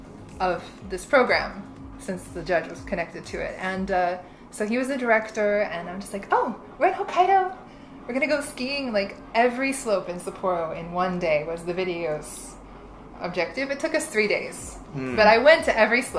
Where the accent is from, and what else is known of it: Florida, United States; born or raised there; moved away as an adult; also born or lived in Indiana; now in Japan